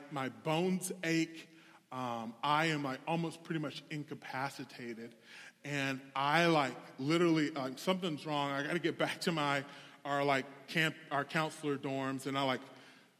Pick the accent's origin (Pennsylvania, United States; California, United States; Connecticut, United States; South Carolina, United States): South Carolina, United States; I am from South Carolina, the true South.